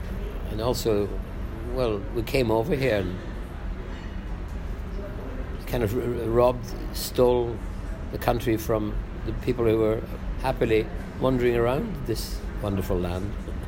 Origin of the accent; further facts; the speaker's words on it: Scot, Scotland, United Kingdom; I am a Scot.